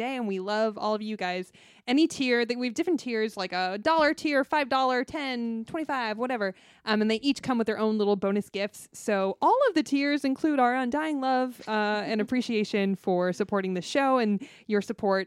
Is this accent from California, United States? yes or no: yes; Los Angeles, California, United States; I'm a North Hollywood baby till I die. 818.